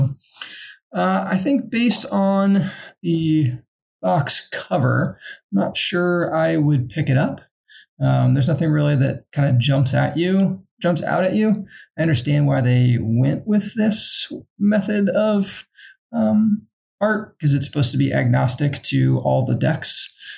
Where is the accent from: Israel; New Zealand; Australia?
New Zealand; now in Germany; I'm Kiwi, and I'm so very lonely. I'm currently in Germany playing board games.